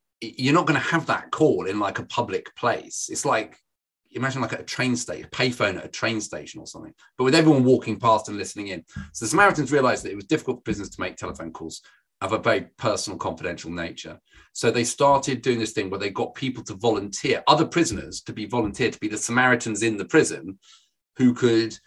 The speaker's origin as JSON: {"language": "English", "town": "Birmingham", "region": "West Midlands", "country": "United Kingdom", "accent": "Brummie", "said": "I'm from Birmingham. You don't see my accent. I'm from Birmingham."}